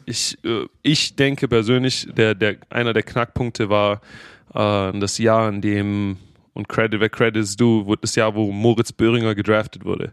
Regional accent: Stuttgart, Baden-Württemberg, Germany; accent: Swabian; also born or lived in Jacksonville, Florida; now in United States; ich bin in Stuttgart geboren, äh, in Stuttgart aufgewachsen

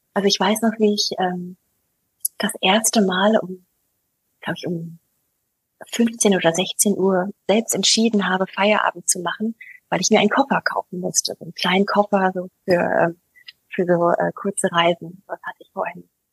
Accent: United States; now in Germany; ich bin ja Amerikanerin, ich komme ja aus einer sehr recht bunten Familie, einer sehr internationalen Familie

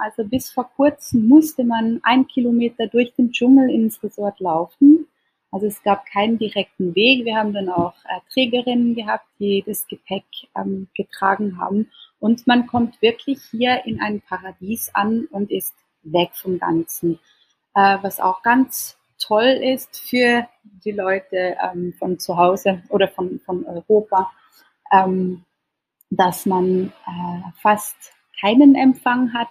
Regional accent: Switzerland; now in Indonesia; als Schweizerin

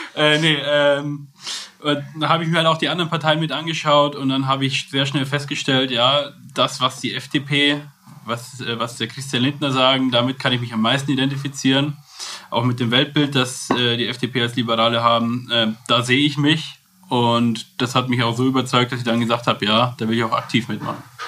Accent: Kolbermoor, Bavaria, Germany; also born or lived in Rosenheim; gebürtiger Rosenheimer, aufgewachsen in Kolbermoor, bin jetzt aber auch wieder in Rosenheim wohnhaft.

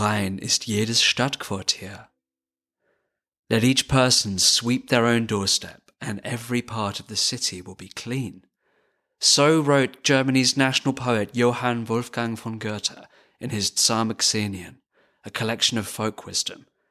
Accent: United Kingdom; as a British person

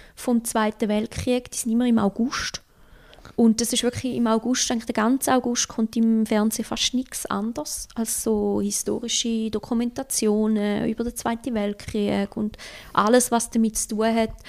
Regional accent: Switzerland; also born or lived in Osaka, Japan; ich als Schweizer

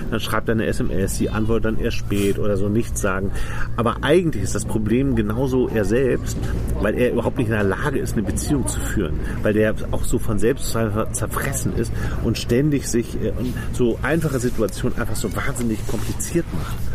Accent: France; German is a second language; now in Germany; Ich bin, ja, ich bin Franzose.

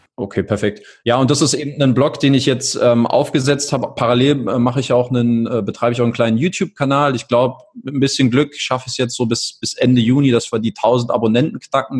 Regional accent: Berlin, Germany; moved away as an adult; also born or lived in England / Italy; Ich komme aus Berlin, ähm, wohnhaft, lebe auch aktuell seit vier Jahren wieder in Berlin, war vorher mal hier und da unterwegs, in England, in Italien

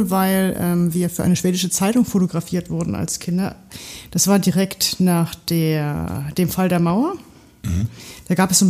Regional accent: Saxony, Germany; Ich bin in der Nähe von Görlitz aufgewachsen, in einer kleinen Stadt.

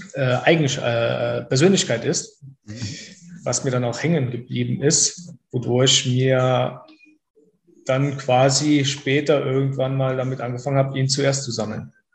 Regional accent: near Trier, Rhineland-Palatinate, Germany; komme aus der Nähe der ältesten Stadt Deutschland, das ist Trier in Rheinland-Pfalz

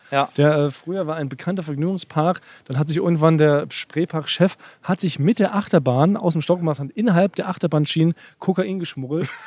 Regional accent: Schleswig-Holstein, Germany; reden ja. genau so wie da, wo ich herkomme.

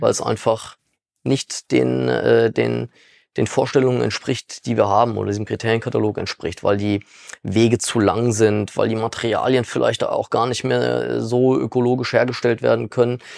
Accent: Frankfurt, Hesse, Germany; moved away; also born or lived in Dornburg; Wir kommen ja gar nicht aus dem Westerwald. Ne? Wir mhm. kommen ja tatsächlich aus Frankfurt eigentlich

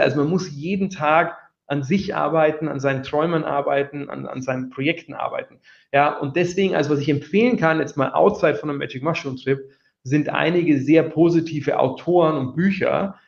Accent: Wiesau, Bavaria, Germany; now in London, United Kingdom; in der Oberpfalz, wo ich herkomme

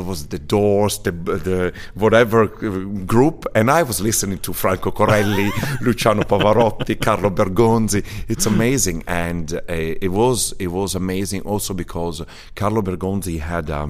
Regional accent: Ciudad Bolívar, Bolívar, Venezuela; born there; I was born in Venezuela as, uh, by mistake.

